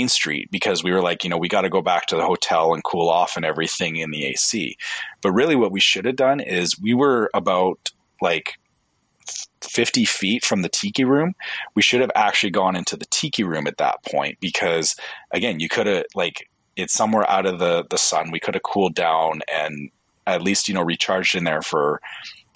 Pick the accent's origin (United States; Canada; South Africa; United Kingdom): Canada; I'm Canadian